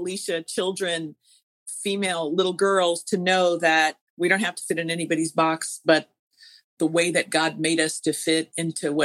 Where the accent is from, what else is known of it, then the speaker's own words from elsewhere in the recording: Calabasas, California, United States; I grew up in Calabasas.